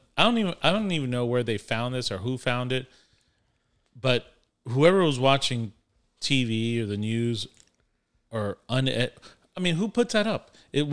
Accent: Florida, United States; We're from Florida.

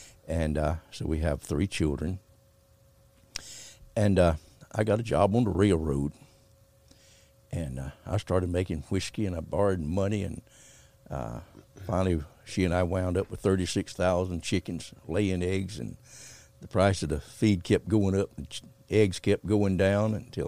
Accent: Georgia, United States; also born or lived in St. Augustine, Florida; I was born down in St. Augustine, Florida in 1943 during the war. My folks went down there in the war to work, and I was born there. And then after the war, we moved back to Georgia on a 3-mule farm, tobacco and cotton, hard work.

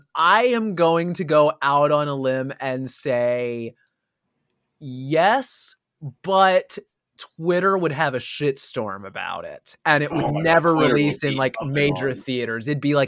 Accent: Pennsylvania, United States; We're from Pennsylvania. We practically have the Jersey accent already.

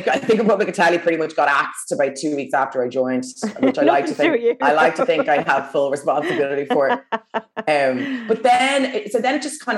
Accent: Ireland; we're Irish.

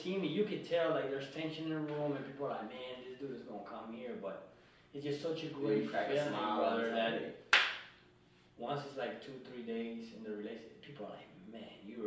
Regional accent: Colombia; now in United States; I'm a kid from Colombia that came from nothing

